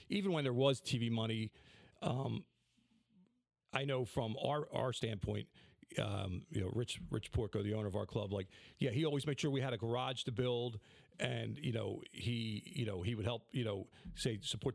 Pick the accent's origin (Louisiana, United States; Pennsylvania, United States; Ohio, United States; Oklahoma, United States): Pennsylvania, United States; Philadelphia; I was born and raised in Southwest Philadelphia